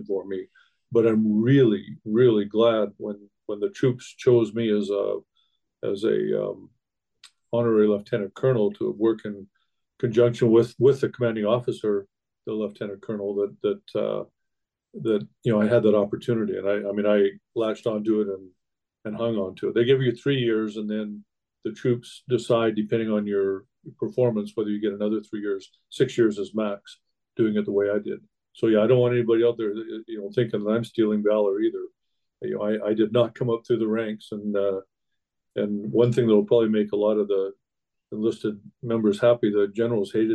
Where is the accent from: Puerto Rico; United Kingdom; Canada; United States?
Canada; Saskatchewan; When I grew up in Saskatchewan, Canada